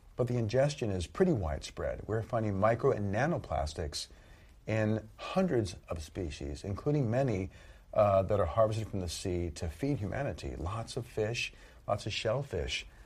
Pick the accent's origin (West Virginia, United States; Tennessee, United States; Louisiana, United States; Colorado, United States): Louisiana, United States; Southern; I grew up in Southern Louisiana